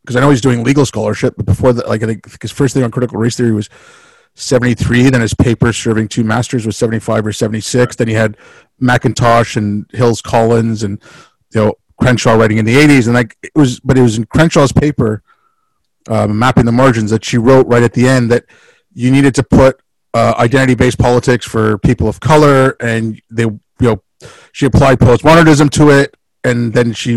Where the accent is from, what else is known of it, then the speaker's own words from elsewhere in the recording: India; moved away; when I was growing up in India